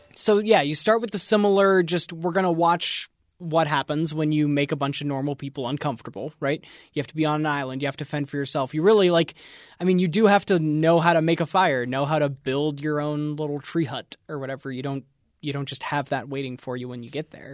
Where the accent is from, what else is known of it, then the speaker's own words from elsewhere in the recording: East Coast, United States; I grew up on the East Coast